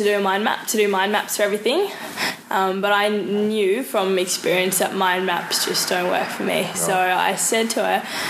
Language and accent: English; New Zealand; also born or lived in South Africa; Well, I was born in South Africa, so I've got a South African background and family. Mm-hmm. Speak that at home. Moved to New Zealand when I was about 4, maybe 5.